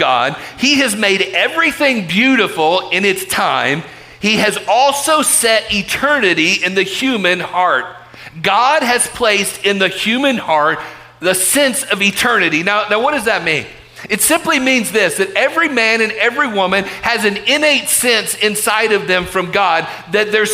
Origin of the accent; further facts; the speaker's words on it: Chattanooga, Tennessee, United States; I was born right here in Chattanooga Memorial Hospital